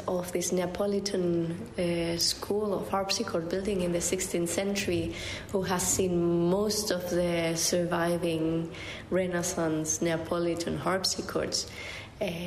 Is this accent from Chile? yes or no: yes; Chile; also born or lived in United States; now in Bologna, Italy; I come originally from Chile